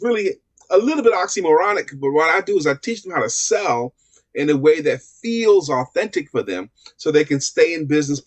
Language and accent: English; New York City, New York, United States; I'm born and raised in Brooklyn, New York